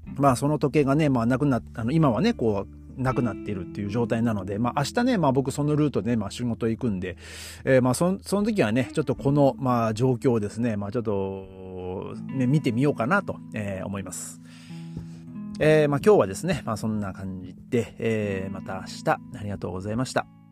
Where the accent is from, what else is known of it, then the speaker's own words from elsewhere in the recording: Hachinohe, Aomori, Japan; now in Berlin, Germany; 僕が生まれ育った八戸